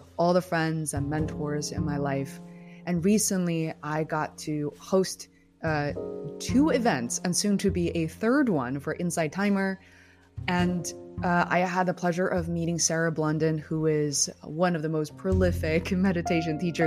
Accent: Beijing, China; moved away as an adult; also born or lived in Boston, United States; now in United States; Growing up in Beijing

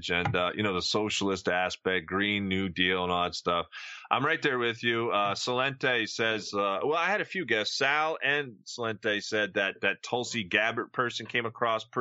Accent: Jersey Shore, New Jersey, United States; now in Ohio Valley, United States; I grew up on the Jersey Shore

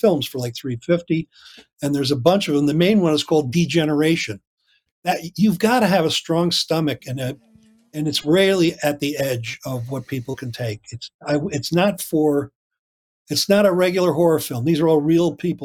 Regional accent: Loudonville, New York, United States; I grew up in Loudonville, New York

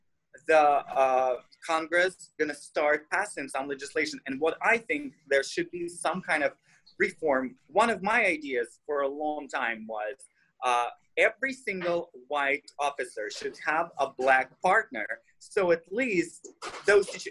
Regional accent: Russia; English is a second language; moved away; I'm Russian. I'm an immigrant, so deal with my accent

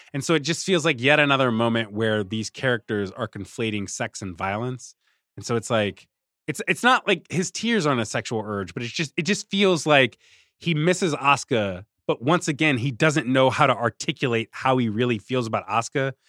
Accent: Richmond, Virginia, United States; I grew up in Richmond

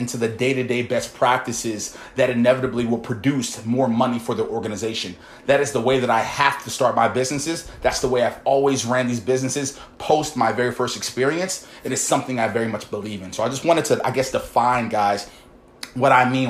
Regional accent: Baltimore, Maryland, United States; I come from Baltimore, guys, humble beginnings, never really had too much income.

